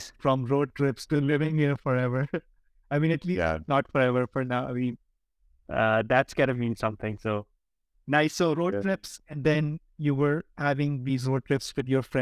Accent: Pakistan; I come from Pakistan

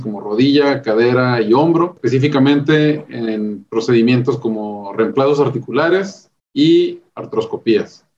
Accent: Ensenada, Baja California, Mexico; also born or lived in Mexicali, Mexico / Mexico City, Mexico; yo soy originario de Ensenada, Baja California

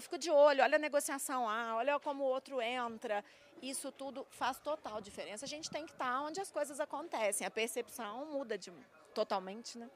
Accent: São Gonçalo do Sapucaí, Minas Gerais, Brazil; moved away; eu sou mineira do sul de Minas, não é à toa que eu amo o agronegócio. Eu nasci lá em meio ao café

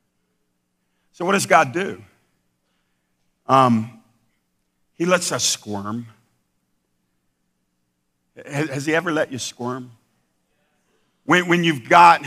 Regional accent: United States; we're American Christians in the 21st century

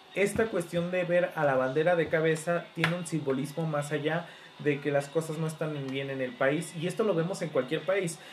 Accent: Mexico; todos como mexicanos

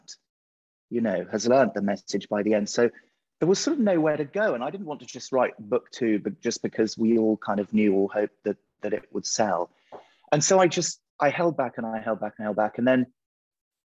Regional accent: England, United Kingdom; I'm English. I'm a picture book author.

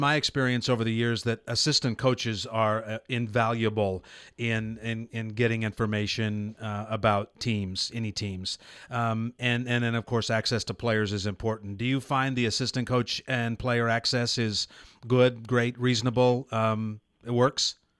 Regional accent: Nebraska, United States; moved away as an adult; also born or lived in California; I grew up in Nebraska, went to college here 40 years ago

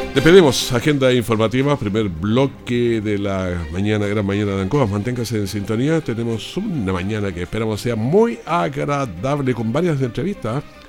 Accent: Potrero Grande, Maule, Chile; yo soy de Potrero Grande, yo soy, pero por allá arriba donde no anda nadie

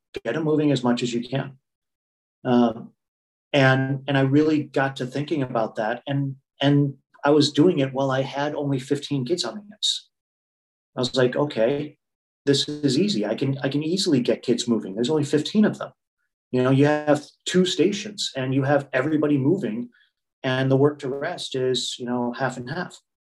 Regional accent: United States; The thing that I think I bring is I'm still American competitive, which I think is, and I want to say that in those terms, it's not just general competitiveness.

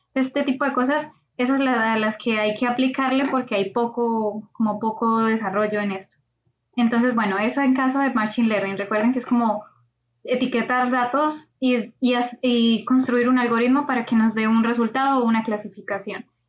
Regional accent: Colombia; moved away as an adult; now in Valencia, Spain; soy de Colombia

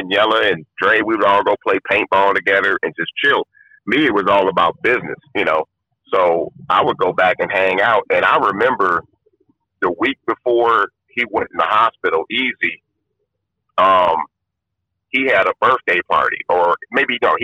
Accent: Compton, California, United States; also born or lived in Watts, Los Angeles; I grew up in Compton

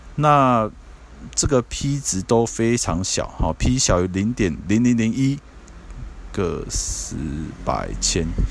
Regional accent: Taiwan; 我们台湾这边

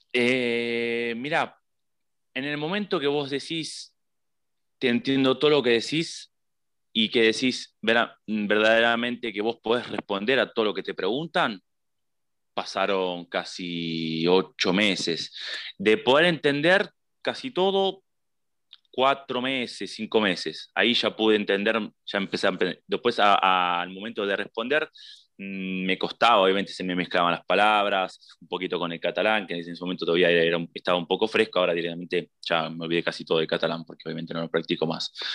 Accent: Buenos Aires, Argentina; moved away as an adult; also born or lived in Andorra; now in Italy; yo soy de Buenos Aires

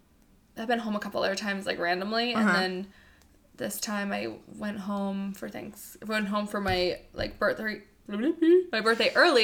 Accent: New Hampshire, United States; New Hampshire.

